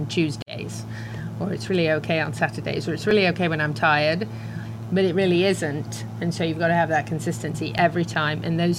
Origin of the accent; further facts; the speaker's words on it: England, United Kingdom; Actually, I'm English.